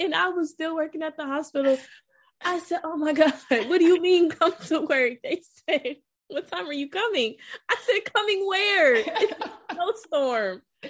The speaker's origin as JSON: {"language": "English", "town": "Atlanta", "region": "Georgia", "country": "United States", "tie": "born or raised there", "also_born_or_lived": "Tallahassee, Florida", "moved": "as an adult", "lives_now": "Washington, D.C., United States", "said": "I'm born and raised in Atlanta"}